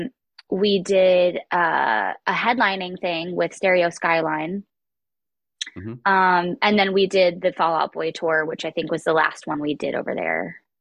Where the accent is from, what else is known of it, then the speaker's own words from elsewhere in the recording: West Palm Beach, Florida, United States; moved away; I'm from West Palm Beach, Florida. It was a very interesting place to grow up